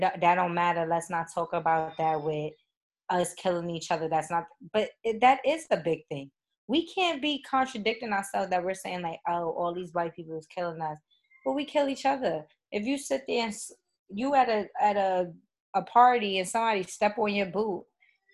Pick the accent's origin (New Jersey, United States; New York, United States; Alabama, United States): New York, United States; New York City; I'm from East Harlem.